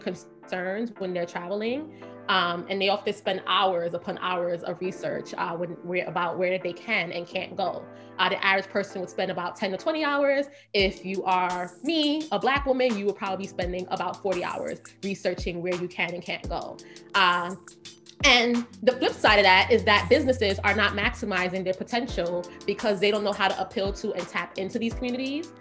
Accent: New York City, New York, United States; I'm from Brooklyn, grew up, Flatbush born and raised.

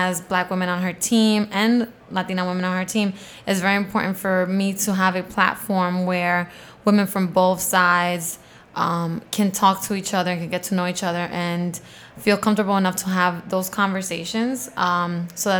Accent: New York City, New York, United States; I grew up in Queens

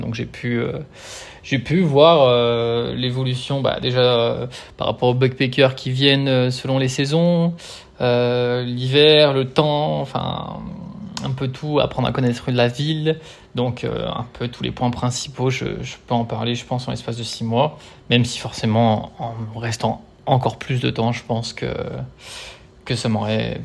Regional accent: Lyon, Auvergne-Rhône-Alpes, France; moved away as an adult; also born or lived in Brisbane, Australia; now in Australia; je suis de Lyon de base

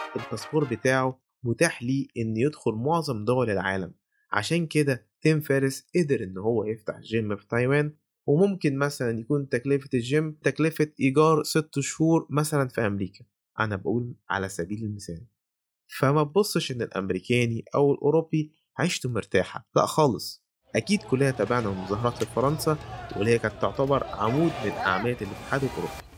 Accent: Egypt; إحنا عندنا في مصر

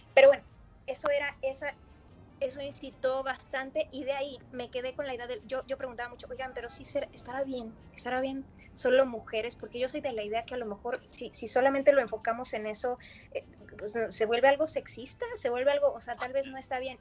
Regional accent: Mexico; also born or lived in United States

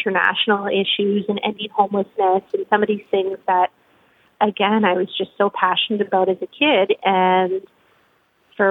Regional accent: Ottawa, Ontario, Canada; moved away as an adult; also born or lived in Quebec; now in Regina, Canada; I grew up in and around Ottawa, Canada's capital

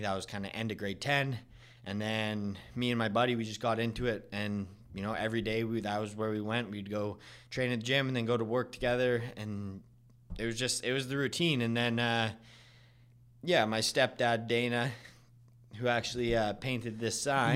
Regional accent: Vernon, British Columbia, Canada; I'm from Vernon

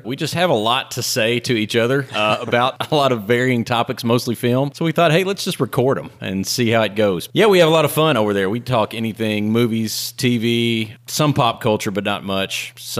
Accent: Danville, Kentucky, United States; I'm from Danville, Kentucky.

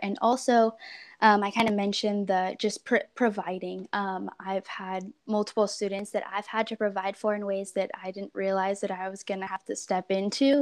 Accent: Portland, Oregon, United States; also born or lived in Central California; I grew up in Portland, Oregon for the most part.

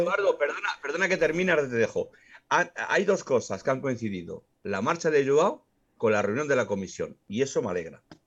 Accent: Extremadura, Spain; vas a mi tierra, vas a Extremadura

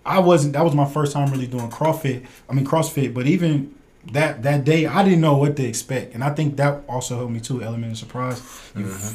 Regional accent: Cleveland, Ohio, United States; We grew up Glenville, Collinwood.

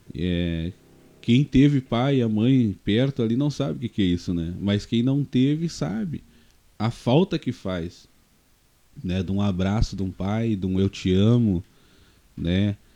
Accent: Novo Hamburgo, Rio Grande do Sul, Brazil; also born or lived in São Leopoldo; eu nasci em São Leopoldo, né? Mas nós morávamos em Novo Hamburgo juntamente com a minha avó, né? E a gente teve uma infância um pouco difícil

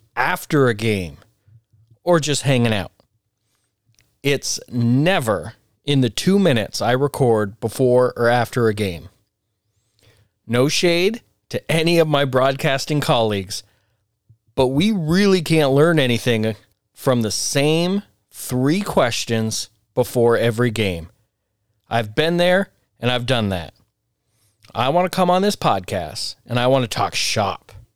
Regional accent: Vermont, United States; I grew up playing basketball in Vermont

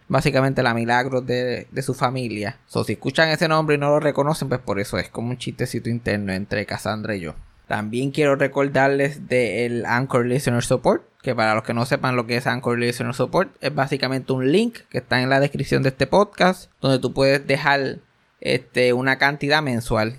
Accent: Puerto Rico; moved away; also born or lived in Texas; yo vuelvo aquí a Puerto Rico con la esperanza de que voy a volver a trabajar

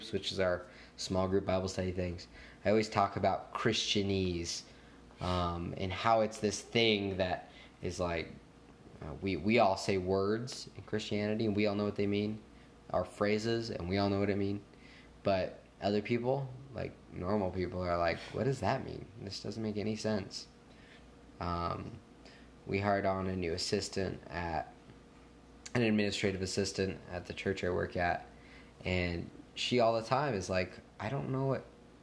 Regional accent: Reno, Nevada, United States; I'm Reno

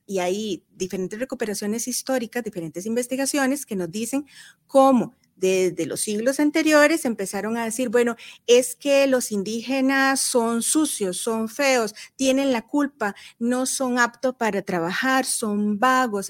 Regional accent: Costa Rica; nosotros como costarricenses

